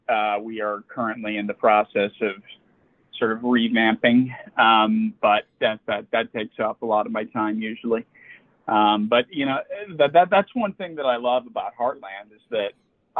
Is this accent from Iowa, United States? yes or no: no; Chicago, Illinois, United States; I grew up in Chicago